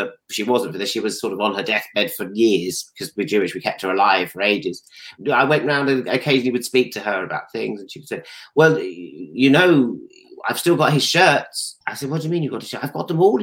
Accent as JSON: {"language": "English", "town": "Stanmore", "region": "London", "country": "United Kingdom", "said": "I'm from Stanmore, actually."}